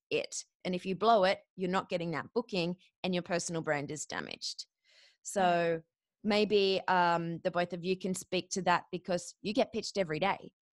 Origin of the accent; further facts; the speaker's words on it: Australia; I'm a koala, not a kiwi